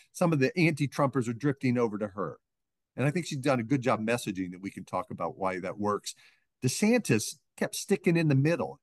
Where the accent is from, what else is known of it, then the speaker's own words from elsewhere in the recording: Northeast Ohio, United States; moved away as an adult; now in New Hampshire, United States; the small towns I grew up in Ohio